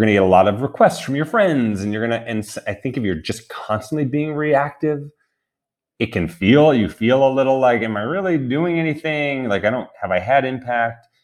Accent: New York, United States; I grew up in New York

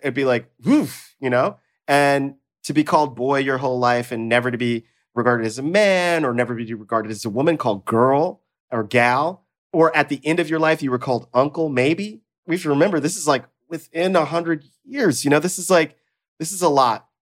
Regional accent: the South, United States; moved away; also born or lived in Mississippi; I grew up in the South and everybody was Mister and Miss

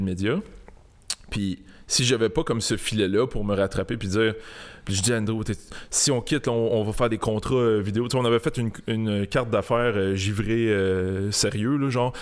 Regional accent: Montreal, Quebec, Canada; J'ai grandi à Saint-Léonard toute ma ah, vie.

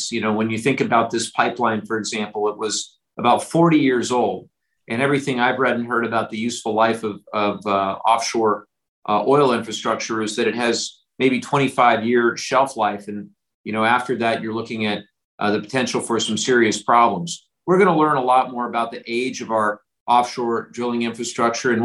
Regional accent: Orange County, California, United States; growing up in Orange County

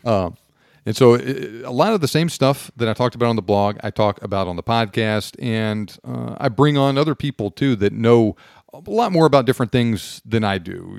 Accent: Houston, Texas, United States; also born or lived in West Point, New York; now in East Texas, United States; I grew up down in the Houston area

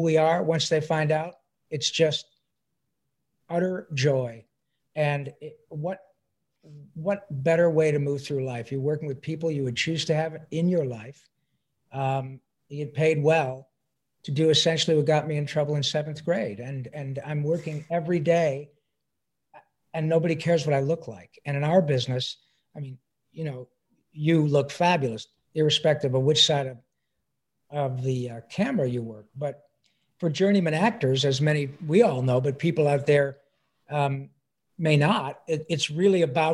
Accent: Detroit, Michigan, United States; moved away as an adult; also born or lived in Livonia, Michigan; I'm a proud son of Detroit, Michigan.

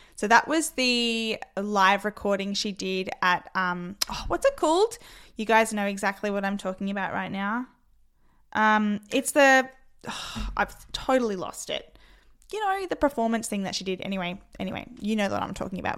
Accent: Adelaide, South Australia, Australia; I am from Adelaide, South Australia

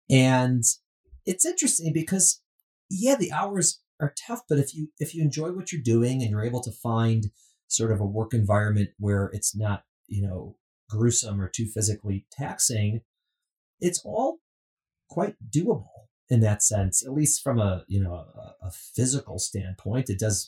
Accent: Midwest, United States; Omaha, Nebraska, the Midwest, which is, of course, you know, I'm from Midwest, not Nebraska.

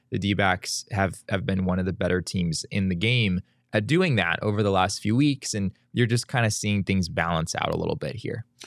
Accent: Arizona, United States; I grew up in Arizona

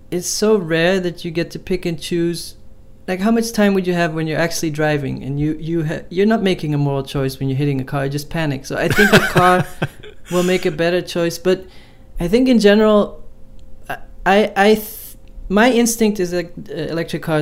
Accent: Amsterdam, North Holland, Netherlands; I grew up in Amsterdam, and there's all these uh, cyclists, and they always have the right of way

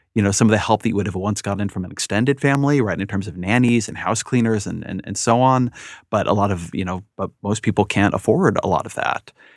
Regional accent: California, United States; moved away as an adult; also born or lived in Washington, D.C. / Bay Area; I grew up in California, and then I lived in D C for a long time, and then came back to the, the Bay Area for, for four or five years

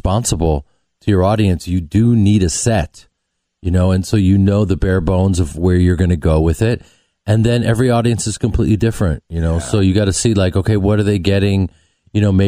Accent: Chicago, Illinois, United States; I'm from Chicago

